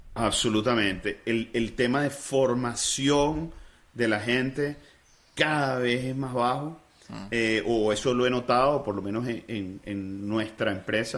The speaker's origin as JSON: {"language": "Spanish", "country": "Venezuela", "said": "siendo venezolano y habiendo fundado la empresa en Venezuela"}